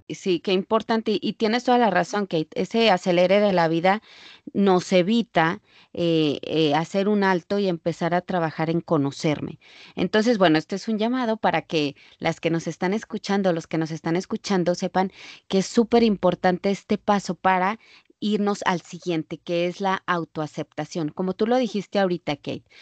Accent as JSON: {"language": "Spanish", "country": "Mexico", "moved": "as an adult", "lives_now": "United States", "said": "ejercía cuando vivía en México"}